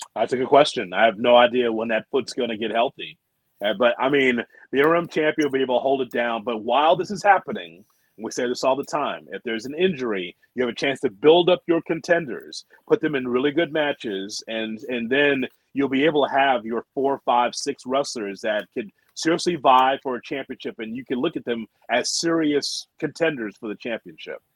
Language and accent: English; United States; I'm American.